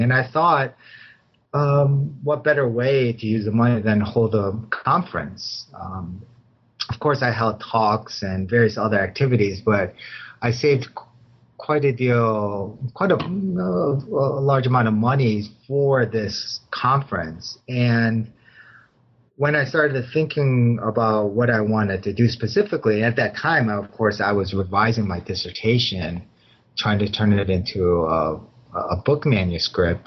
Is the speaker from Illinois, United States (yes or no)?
yes; Chicago, Illinois, United States; moved away as an adult; also born or lived in Los Angeles area, California; now in Claremont, United States; I was born and raised in Chicago too